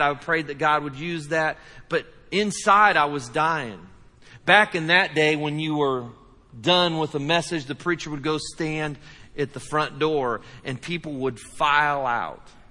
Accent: United States; we're from the United States

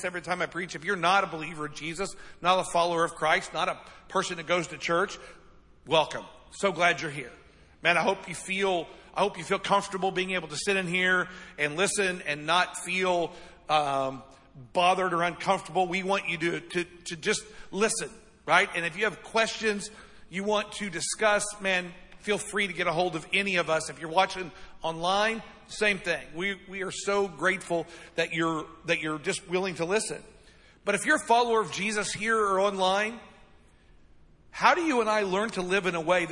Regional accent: United States; we're American

